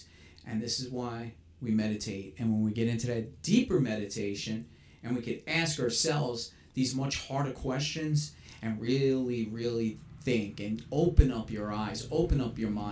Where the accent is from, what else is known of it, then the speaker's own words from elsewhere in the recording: New York City, New York, United States; I grew up in New York City. That's where I was born and raised.